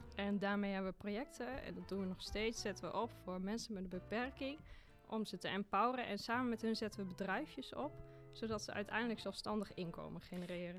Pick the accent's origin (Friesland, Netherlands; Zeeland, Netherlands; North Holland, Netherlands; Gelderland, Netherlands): Gelderland, Netherlands; Achterhoek; accent: Achterhoeks; moved away as an adult; also born or lived in Zwolle / Ethiopia; Ik kom uit de Achterhoek. En eh, dat accent, dat heb ik natuurlijk nog steeds en daar ben ik ook heel trots op